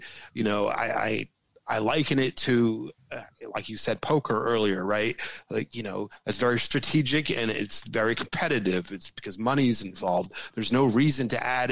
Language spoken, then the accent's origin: English; New Jersey, United States; I was born and raised in South Jersey and spent a lot of my adult life in the casinos in Atlantic City